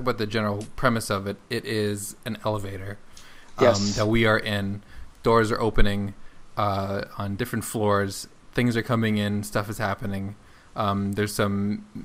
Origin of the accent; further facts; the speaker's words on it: Canada; now in United States; I am Canadian, living in the United States